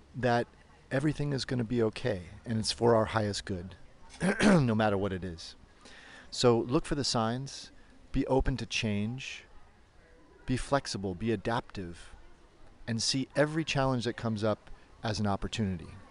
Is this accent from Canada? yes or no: no; United States; moved away as an adult; now in Berlin, Germany; I'm an American yoga teacher who's been living in Berlin for about 15 years